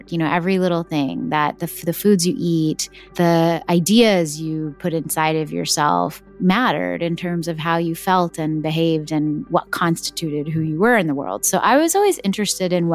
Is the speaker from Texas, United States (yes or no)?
yes; Texas, United States; My parents were born and brought up in South India, and I was born and brought up in Texas in America.